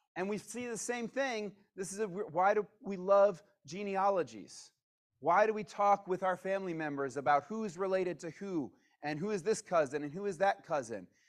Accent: Virginia, United States; moved away as an adult; also born or lived in California / Missouri / Atlanta; I wasn't born in Virginia, but I grew up in Virginia

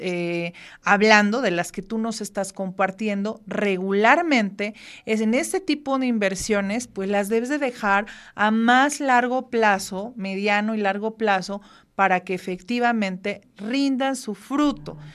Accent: Mexico; como buenos mexicanos que somos

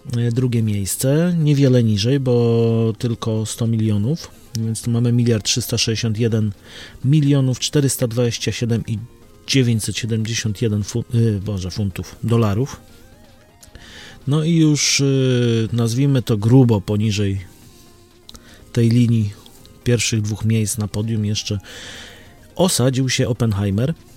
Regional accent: Łódź, Łódź Voivodeship, Poland; u nas w Łodzi

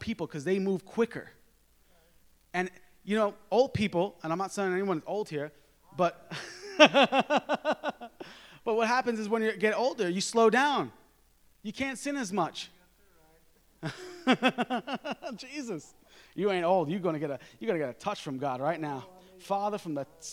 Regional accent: New York, United States; I'm from New York

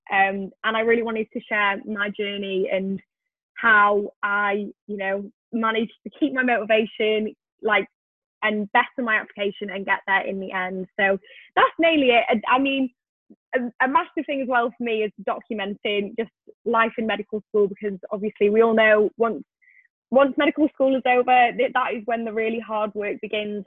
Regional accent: Wales, United Kingdom; moved away; I am originally from Wales

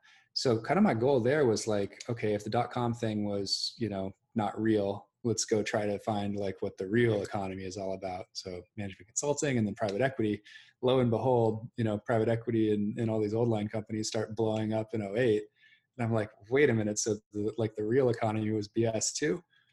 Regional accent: Seattle, Washington, United States; I grew up in Seattle and went to Shorewood High up on the north side. Parents still live in Edmonds

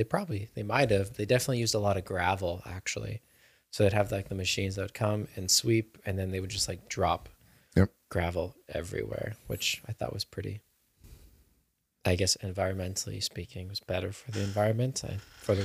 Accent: Germany; I grew up in Germany for a while

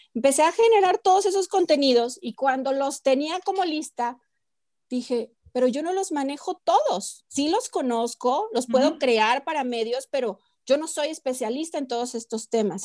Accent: Mexico; como mexicanos

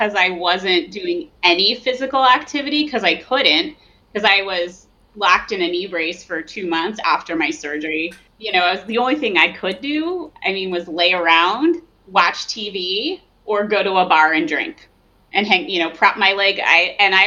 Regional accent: New Jersey, United States; moved away; I come from New Jersey originally

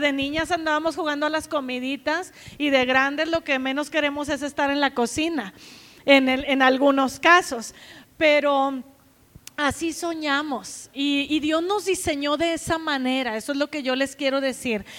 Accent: Nueva Rosita, Coahuila, Mexico; moved away as an adult; also born or lived in Saltillo / United States; now in Guadalajara, Mexico; Yo nací en Nueva Rosita, Coahuila

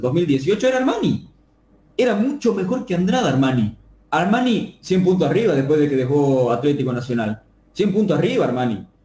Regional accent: Bolivia; como hincha boliviano

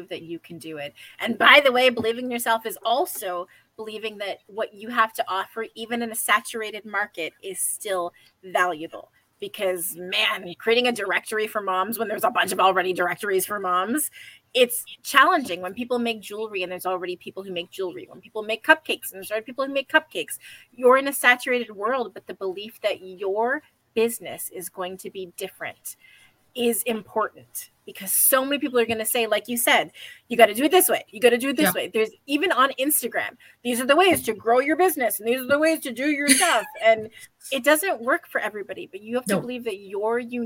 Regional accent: Ontario, Canada; moved away; my French kind of sucks since I grew up in Ontario and not Quebec

